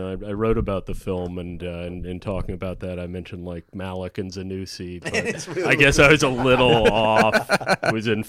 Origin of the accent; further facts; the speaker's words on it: Cincinnati, Ohio, United States; Cincinnati, Ohio, the queen city of the West.